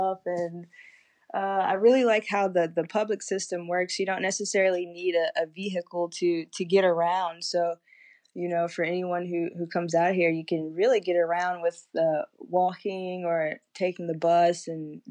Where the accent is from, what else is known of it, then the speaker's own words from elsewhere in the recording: High Point, North Carolina, United States; I'm from High Point